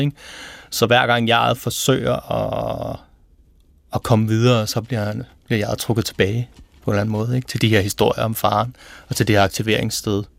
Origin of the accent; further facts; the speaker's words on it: Præstø, Zealand, Denmark; accent: South Zealand; i Præstø, hvor jeg kommer fra